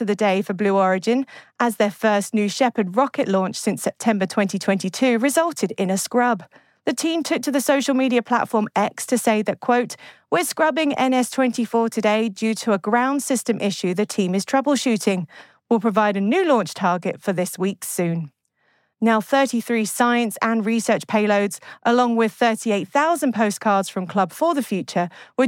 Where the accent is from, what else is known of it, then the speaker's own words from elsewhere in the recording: United Kingdom; as a Brit